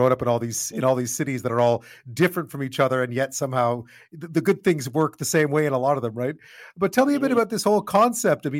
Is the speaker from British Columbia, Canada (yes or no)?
no; Montreal, Quebec, Canada; also born or lived in Ottawa / Toronto / London / Beijing; now in Victoria, Canada; I grew up in Montreal.